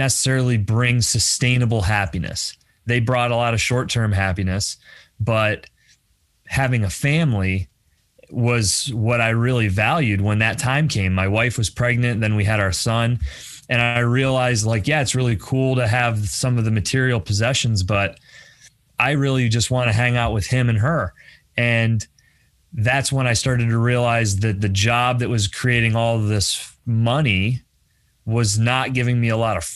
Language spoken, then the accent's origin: English; Bradford, Pennsylvania, United States; moved away as an adult; also born or lived in Philadelphia; I moved away from Bradford. I grew up in Bradford. I, you know, went to Pitt Brad